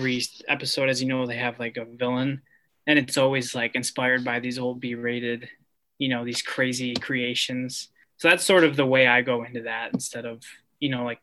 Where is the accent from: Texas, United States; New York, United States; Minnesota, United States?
New York, United States; Buffalo; now in New York City, United States; I'm from Buffalo